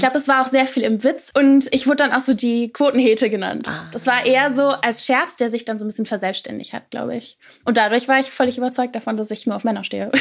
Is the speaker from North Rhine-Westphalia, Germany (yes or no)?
yes; near Cologne, North Rhine-Westphalia, Germany; ich komme aus der Nähe von Köln